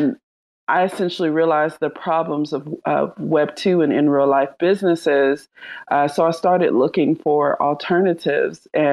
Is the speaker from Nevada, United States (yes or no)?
no; Charlotte, North Carolina, United States; I'm from Charlotte, North Carolina